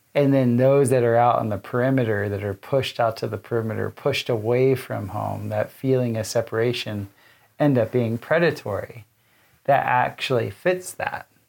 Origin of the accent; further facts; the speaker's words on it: South Florida, United States; as a kid, I mapped hurricanes with my father growing up in South Florida